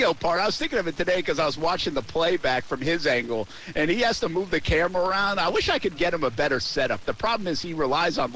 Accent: Rhode Island, United States; I'm from Rhode Island

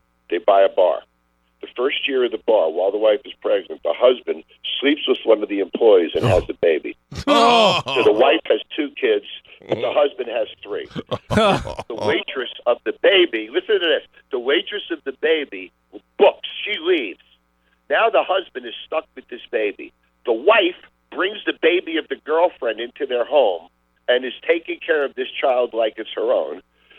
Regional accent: Great Neck, New York, United States; Whitey Ford was my neighbor when I grew up in Great Neck, Long Island.

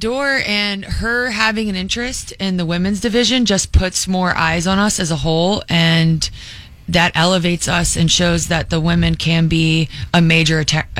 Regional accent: Charlotte, North Carolina, United States; I grew up in Charlotte.

